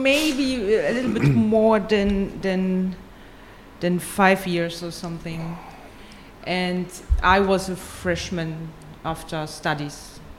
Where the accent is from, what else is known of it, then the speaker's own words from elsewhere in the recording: Germany; English is a second language; moved away as an adult; also born or lived in Poland; now in Shenzhen, China; In Poland, and I was born in Poland, so I can speak the language, so it was actually. Very nice, and also nice for me to see how the country was changed during my growing up in Germany